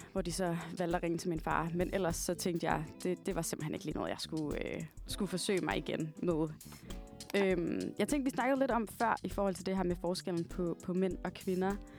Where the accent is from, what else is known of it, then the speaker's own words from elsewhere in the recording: Varde, Southern Denmark, Denmark; Jeg kommer fra en lille by, der hedder Varde, som ligger i Jylland, lidt uden for Esbjerg